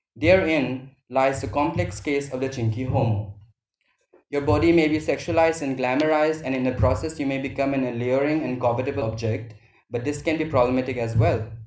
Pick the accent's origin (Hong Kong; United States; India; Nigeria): India; Manipur; moved away as an adult; when we came out from Manipur for studies and later on for other self determination, like jobs